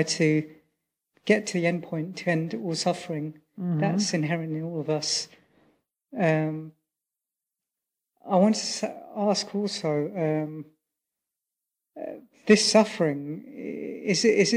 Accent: United Kingdom; also born or lived in Sri Lanka (family); I'm British, but originally my family are Sri Lankan

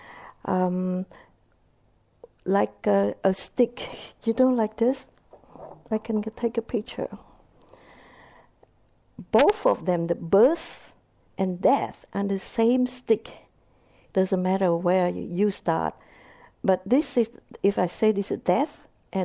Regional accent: Vietnam; English is a second language; moved away; I was born in Vietnam. My mother is Vietnamese. My father is Cambodian

